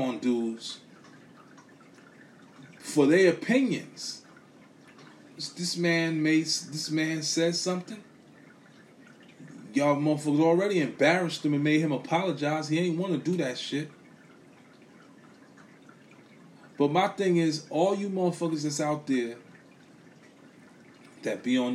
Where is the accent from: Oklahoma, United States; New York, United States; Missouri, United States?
New York, United States; New York City; I'm from Brooklyn